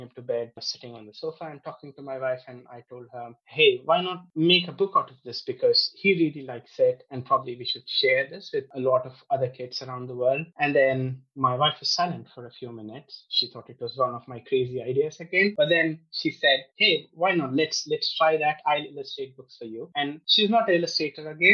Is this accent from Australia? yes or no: no; India; moved away as an adult; also born or lived in United States; now in United Kingdom; I grew up in India. So I was born there. I grew up in India. I spent most of my life there.